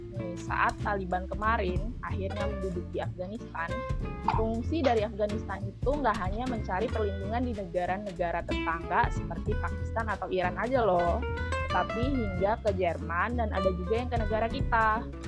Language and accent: Indonesian; Lampung, Indonesia; now in Jakarta, Indonesia; Aku asalnya dari Lampung, tapi sekarang berdomisili di Jakarta